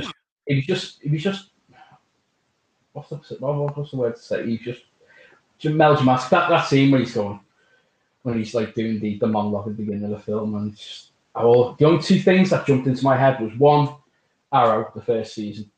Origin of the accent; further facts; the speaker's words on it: Liverpool, North West England, United Kingdom; it was lovely to see the landmarks of my hometown. I would love to see like Liverpool. I, mean, I saw St George's Hall